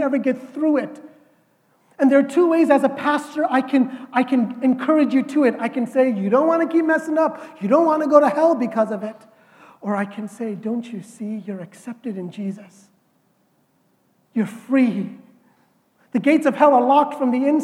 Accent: India; I am Indian

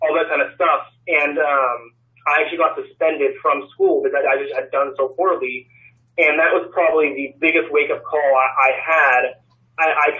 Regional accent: California, United States; now in Portland, United States; I was born back in California

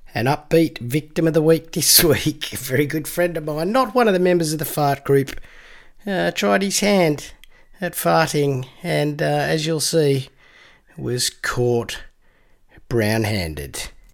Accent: Canberra, Australian Capital Territory, Australia; growing up in Canberra, we had the annual summer nets event

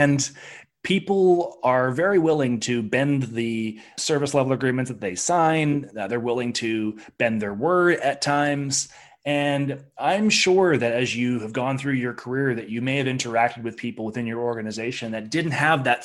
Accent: Victoria, British Columbia, Canada; I remember growing up in Victoria

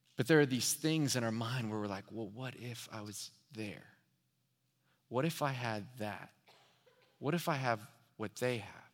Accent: Houston, Texas, United States; also born or lived in Dallas; I'm from Houston

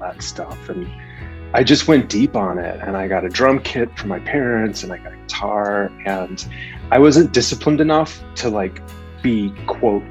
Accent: Des Plaines, Illinois, United States; also born or lived in Chicago; I grew up in Chicago. I grew up right outside the city in a northwest suburb called Des Plaines

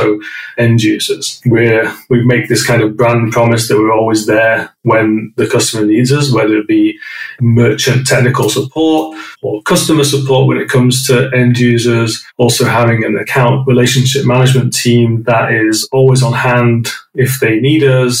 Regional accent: North West England, United Kingdom; moved away as an adult; now in London, United Kingdom; So I grew up in a small village in the northwest of England. Those that didn't recognize the accent, I'm British

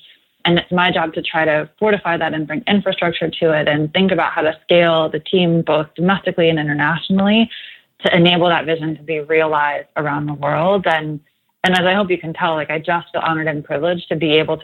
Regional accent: New Jersey, United States; also born or lived in Los Angeles; now in Austin, United States; I'm actually from New Jersey, so this isn't home for me

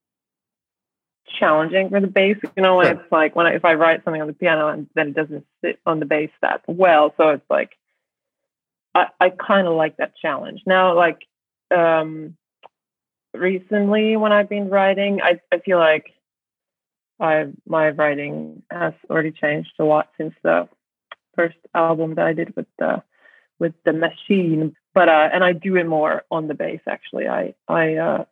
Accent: Finland; also born or lived in New York

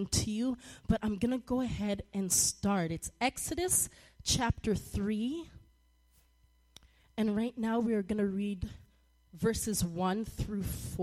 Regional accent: Toronto, Ontario, Canada; moved away; I grew up in Toronto, Canada, and we called it junior high in seventh and eighth grade.

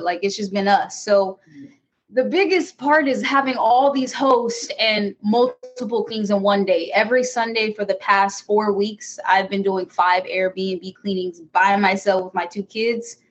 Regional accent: California, United States; moved away as an adult; now in Michigan, United States; I am from California. I moved to Michigan about four years ago

